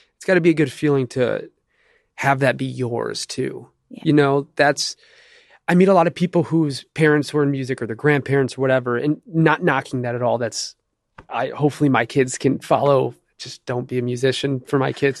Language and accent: English; Detroit, Michigan, United States; now in Los Angeles, United States; I grew up in Detroit and Jewish family